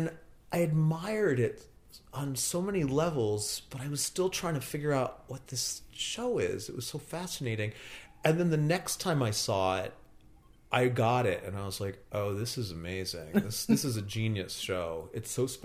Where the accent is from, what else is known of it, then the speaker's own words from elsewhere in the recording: Northern New Jersey, United States; I grew up in Northern New Jersey.